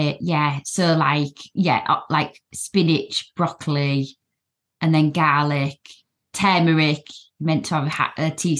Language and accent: English; South West England, United Kingdom; But I'm allowed to say that because I am Cornish, you see.